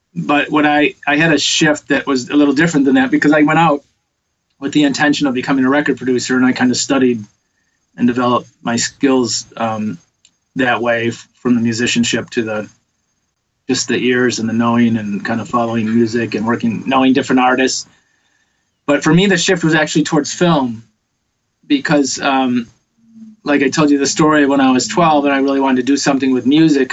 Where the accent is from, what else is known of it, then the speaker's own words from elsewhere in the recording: Detroit, Michigan, United States; now in Los Angeles, United States; I grew up in Detroit, big music city